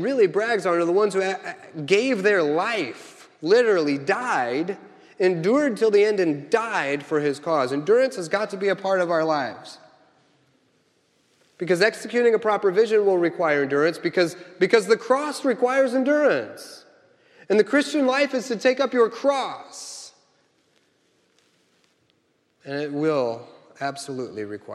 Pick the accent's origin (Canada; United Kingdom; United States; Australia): United States; Kansas City; I'm from Kansas City